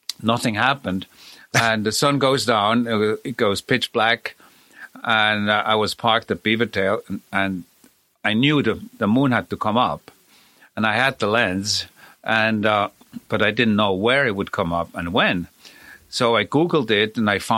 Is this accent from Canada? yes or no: no; Switzerland; moved away; I was born in Switzerland